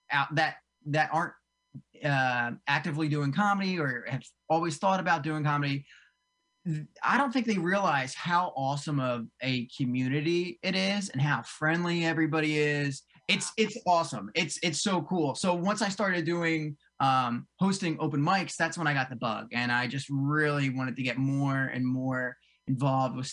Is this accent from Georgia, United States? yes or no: no; New Jersey, United States; So actually, I grew up in South Jersey. I grew up right outside of uh, like Cherry Hill, uh, way down south